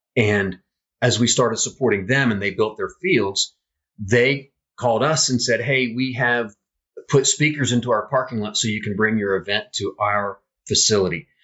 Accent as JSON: {"language": "English", "town": "Fairfield", "region": "Ohio", "country": "United States", "also_born_or_lived": "Utah / Illinois", "moved": "as an adult", "said": "I came home and was visiting my parents and visiting my friends here in Fairfield"}